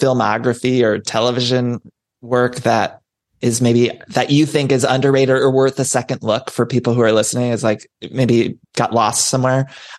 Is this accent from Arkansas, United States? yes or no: no; Ohio, United States; I grew up in Ohio